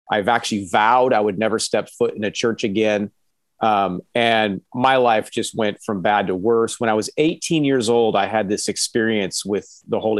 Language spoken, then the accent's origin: English; Mexico City, Mexico; And then that's where I grew up was in Mexico City.